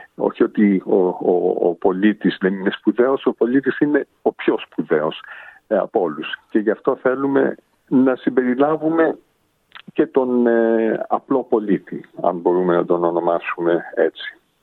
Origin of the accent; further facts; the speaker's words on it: Sydney, New South Wales, Australia; moved away as an adult; also born or lived in Hong Kong / Paris / London; είμαι γεννημένος ε, και μεγαλωμένος στο Σίδνεϊ Αυστραλίας από Έλληνες γονείς ε, από την Πάτρα